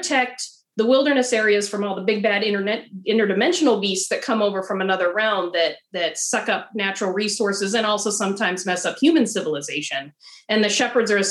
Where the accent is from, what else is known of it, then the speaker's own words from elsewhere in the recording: Idaho, United States; moved away as an adult; now in Oregon, United States; I live in Oregon. I'm a transplant, though. I'm originally from Idaho, and I lived in the semi-arid desert.